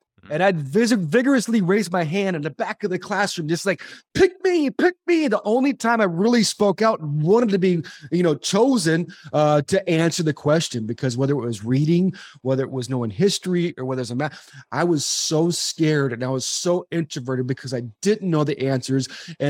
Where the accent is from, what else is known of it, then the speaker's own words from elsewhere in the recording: California, United States; Dodger Stadium growing up in Southern California.